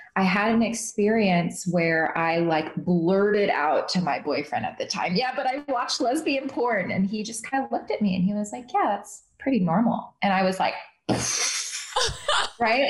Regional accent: Midwest, United States; moved away; also born or lived in New York City; I grew up in the Midwest in a Muslim household

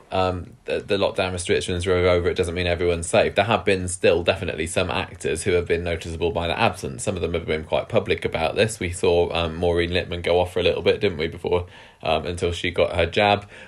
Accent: United Kingdom; I could do without all of that. Thank you very much. I'm British after all.

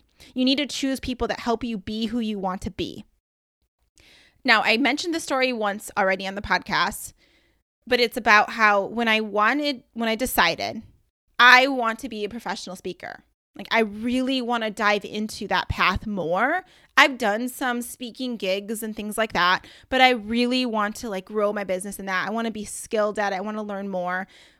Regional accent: Michigan, United States; I was like, I can't say y'all because I'm from Michigan and we say you guys.

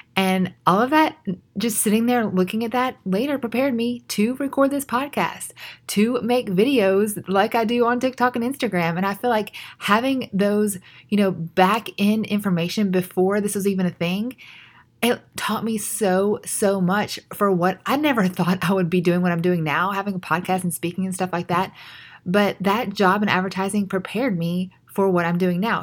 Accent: United States; We're very independent as American culture specifically

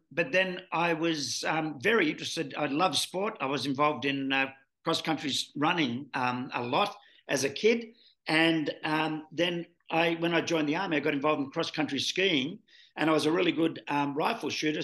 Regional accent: Sydney, New South Wales, Australia; now in Melbourne, Australia; born and bred in Sydney. My friends in Melbourne here say that explains a lot.

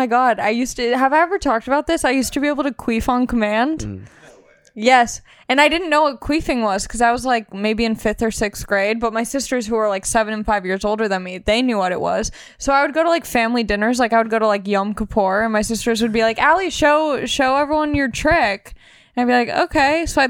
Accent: Long Beach, California, United States; I'm from Long Beach, California, born and raised. My whole family's from out here.

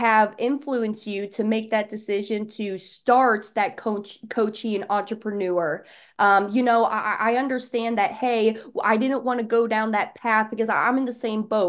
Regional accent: Kansas City, Kansas, United States; now in Florida, United States; I'm a Midwest girl. Grew up in Kansas City

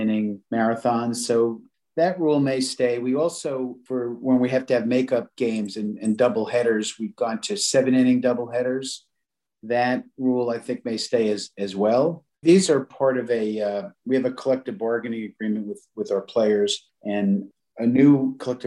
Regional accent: New York City, New York, United States; I grew up in an Italian neighborhood in the Bronx in Pelham Bay.

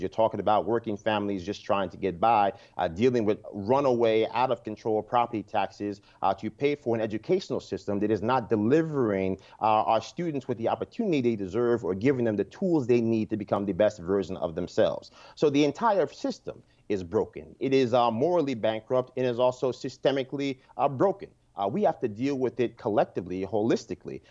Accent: Yonkers, New York, United States; I'm a lifelong New Yorker, born and raised in Yonkers, New York

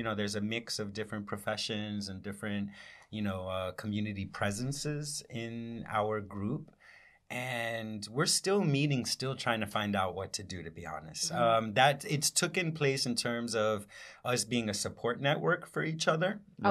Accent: New York, United States; raised in Washington Heights. I see the differences I have to her in terms of her Dominicanness, just growing up in Washington Heights.

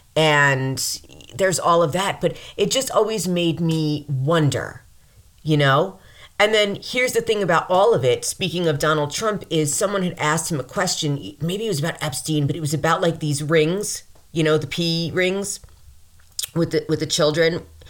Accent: New York, United States; I'm from New York, I'm, I'm around the city

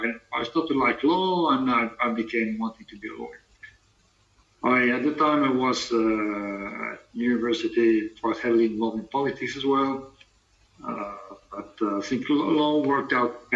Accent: Paris, Île-de-France, France; I'm French, from Paris.

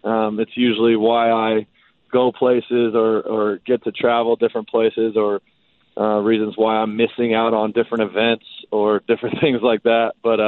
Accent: Arizona, United States; I grew up in Arizona, got an opportunity to go play college baseball at Oral Roberts University, which is in Oklahoma.

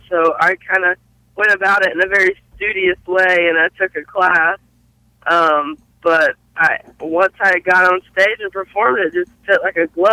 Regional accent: Belmont, North Carolina, United States; Originally, I'm from a small town in North Carolina called Belmont

